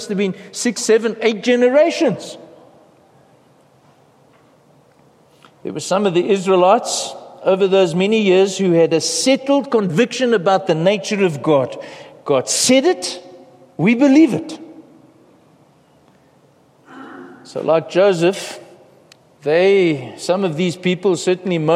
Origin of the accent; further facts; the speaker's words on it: South Africa; we face as a South African nation